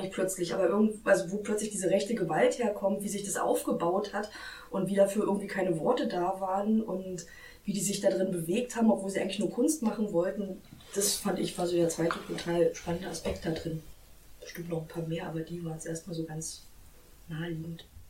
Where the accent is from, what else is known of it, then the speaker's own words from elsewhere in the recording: Potsdam, Brandenburg, Germany; bin in Potsdam groß geworden